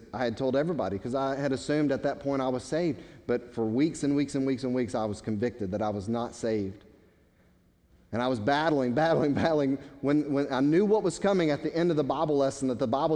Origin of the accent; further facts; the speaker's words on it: United States; American Christians